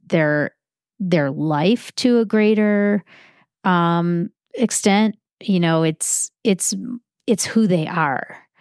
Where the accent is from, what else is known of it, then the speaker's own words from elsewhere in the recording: Chicago, Illinois, United States; I grew up in Chicago